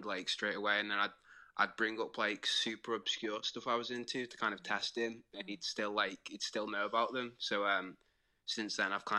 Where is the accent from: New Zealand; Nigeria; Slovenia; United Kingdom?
United Kingdom; Wirral, North West England; I'm from Wirral, which is very close to Liverpool